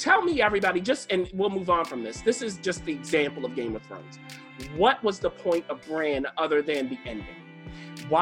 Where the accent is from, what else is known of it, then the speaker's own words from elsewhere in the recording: Baltimore, Maryland, United States; I'm from Baltimore City